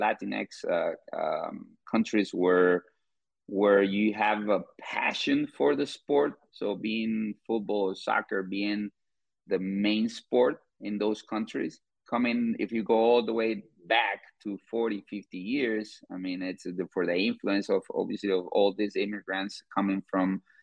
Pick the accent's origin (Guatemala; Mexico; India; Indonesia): Guatemala; moved away as an adult; now in St. Louis, United States; I'm originally from Guatemala, but I've been living in the U.S. for 10 years.